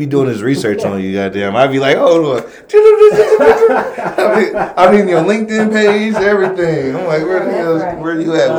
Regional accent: Ohio, United States; I'm from Ohio. We definitely say Newark.

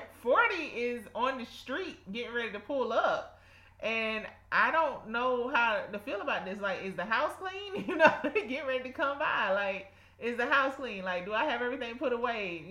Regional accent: South Georgia, United States; accent: South Georgia; my South Georgia accent

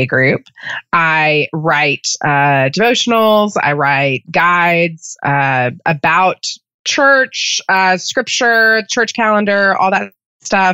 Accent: Texas Panhandle, United States; moved away as an adult; now in Birmingham, United States; I grew up in the Texas Panhandle, moved to Birmingham

